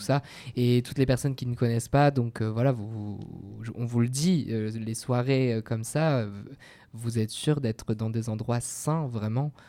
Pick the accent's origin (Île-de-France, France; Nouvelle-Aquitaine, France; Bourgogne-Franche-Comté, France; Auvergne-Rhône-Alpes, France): Nouvelle-Aquitaine, France; Bordeaux; moved away; moi je suis bordelais de souche